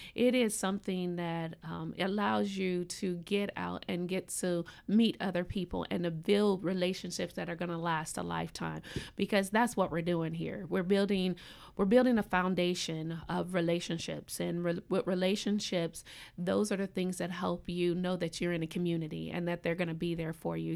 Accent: Indianapolis, Indiana, United States; moved away as an adult; also born or lived in Gainesville, Florida; now in Tallahassee, United States; I'm a transplant, I am originally from Indianapolis, and I came here by way of coaching over at Florida State University.

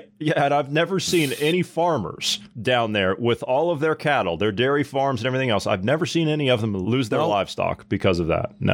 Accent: Ohio, United States; I come from Ohio, okay? We got a lot of cows in Ohio, right? And it is the part of the state that I come from, it is extremely hot in the summer, right?

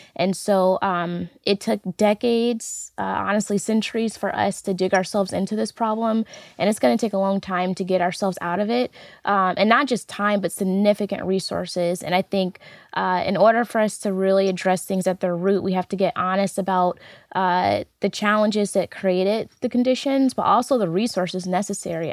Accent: St. Louis, Missouri, United States; I'm a Saint Louis native, was born and raised in North Saint Louis City, across the street from Fairground Park

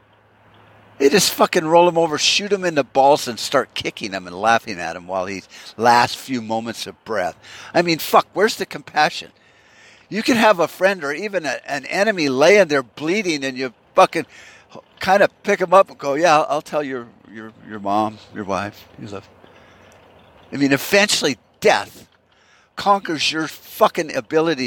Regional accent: United States; Are we that fucked up as a people? I'm talking American people

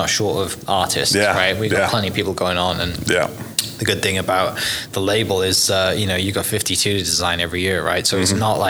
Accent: Wales, United Kingdom; I'm from Wales

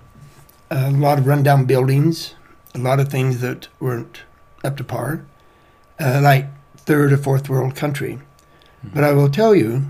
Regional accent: United States; being American

